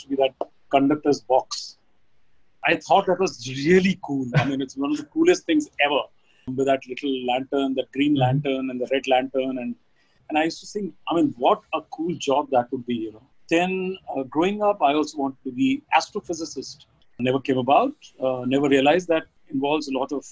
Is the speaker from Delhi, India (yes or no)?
yes; New Delhi, Delhi, India; born and brought up in a place called Jamia Millia Islamia. My father was a professor there, and I did my schooling from Delhi Public School, Mathura Road